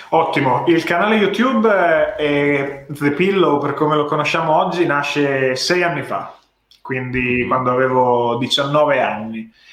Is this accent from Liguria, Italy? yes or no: no; Ravenna, Emilia-Romagna, Italy; moved away as an adult; also born or lived in London; now in Bologna, Italy; Io originariamente sono di Ravenna, mm. che è una città nella regione nel centro-nord Italia, in Emilia-Romagna, dove ho studiato diciamo, fino alle superiori.